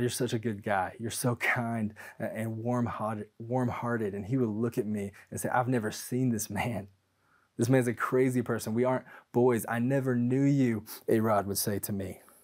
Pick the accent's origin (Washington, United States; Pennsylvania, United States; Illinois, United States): Washington, United States; Tacoma; I grew up in Tacoma, Washington